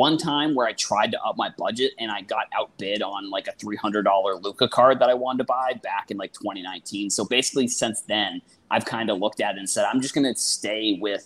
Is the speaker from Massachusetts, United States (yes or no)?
yes; Boston, Massachusetts, United States; so I'm originally from – well, I am from Boston